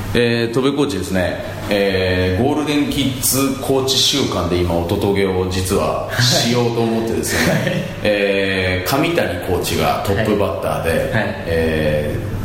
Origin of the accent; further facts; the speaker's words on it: Nasu, Tochigi, Japan; 出身は栃木です栃木